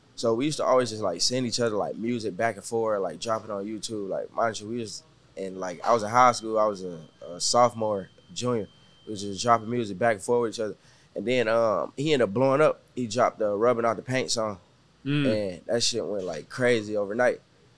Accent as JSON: {"language": "English", "area": "Galveston County", "region": "Texas", "country": "United States", "tie": "born or raised there", "lives_now": "Houston, United States", "said": "I ain't moved, like, to Houston until, like, 2019. But I'm from, like, Galveston County. Yeah. So I grew up there my whole life."}